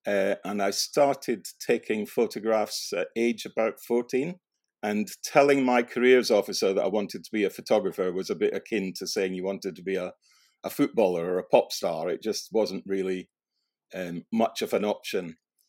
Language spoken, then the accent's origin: English; Scotland, United Kingdom; I moved school quite a lot, and I did have a period of living out in rural Scotland in East Lothian.